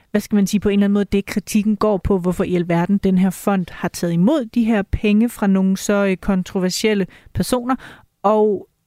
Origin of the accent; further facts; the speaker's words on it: Tønder, Southern Denmark, Denmark; på Tønder togt. i min, i ja. min hjemby endda.